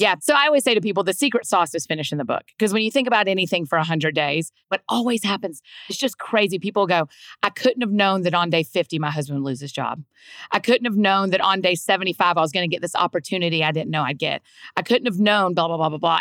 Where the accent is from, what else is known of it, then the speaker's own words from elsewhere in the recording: Georgia, United States; moved away as an adult; now in Nashville, United States; Grew up in Georgia. I'd like to say that I was born and raised in Georgia